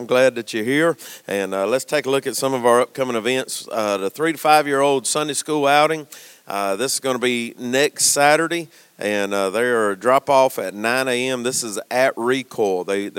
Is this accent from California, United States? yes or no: yes; California, United States; I mean, but we're from California, and we pull for Alabama.